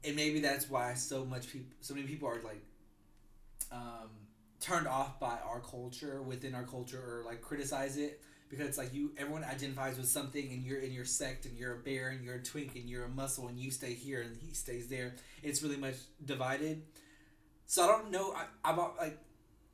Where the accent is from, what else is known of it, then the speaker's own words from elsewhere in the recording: Asheville, North Carolina, United States; now in Greensboro, United States; I'm from Asheville, North Carolina, but I live now in Greensboro.